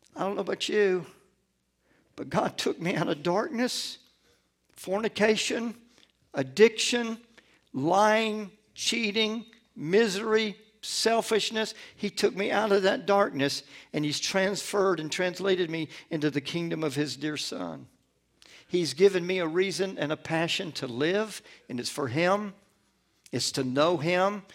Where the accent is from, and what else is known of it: Atlanta, Georgia, United States; born or raised there; also born or lived in Gulfport, Mississippi